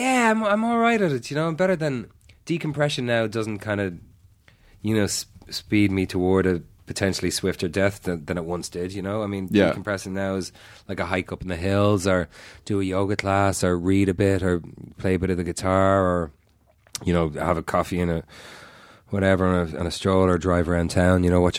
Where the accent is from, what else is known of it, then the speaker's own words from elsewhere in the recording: Ireland; accent: Irish; I'll instantly go back to sounding more Irish. And if I go home a couple of days at home and my accent thickens right up.